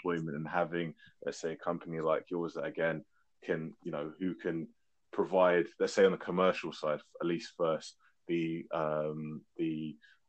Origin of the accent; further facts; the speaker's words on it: London, United Kingdom; I'm from West London